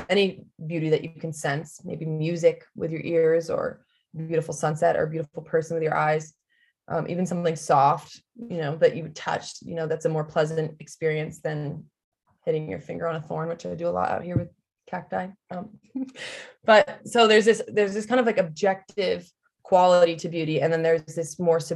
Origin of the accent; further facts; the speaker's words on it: New England, United States; moved away as an adult; now in Arizona, United States; I'm obviously from New England, but I've become a wimp already in 1 year of being here